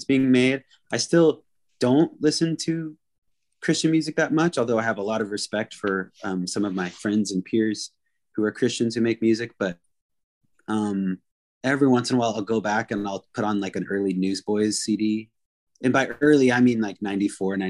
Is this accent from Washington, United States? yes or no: yes; Anacortes, Washington, United States; the music scene I grew up in Anacortes, Washington